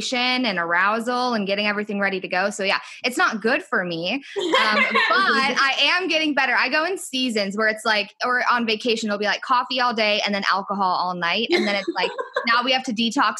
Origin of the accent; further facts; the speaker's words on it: Minneapolis, Minnesota, United States; moved away as an adult; now in Texas, United States; I am from Minneapolis, Minnesota, but my husband is military. So now we are living in Texas.